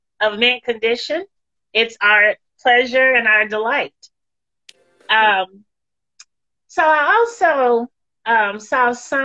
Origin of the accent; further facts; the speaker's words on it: San Francisco, California, United States; I'm a native San Franciscan, okay. Born and raised in the Greater Bay area.